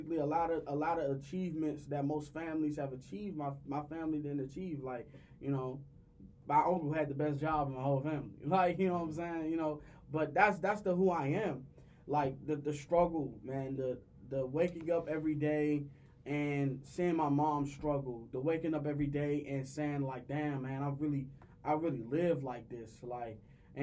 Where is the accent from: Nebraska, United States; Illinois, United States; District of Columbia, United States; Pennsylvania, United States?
District of Columbia, United States; Washington; I'm from Washington, D.C. I grew up in a neighborhood called Searching Quarters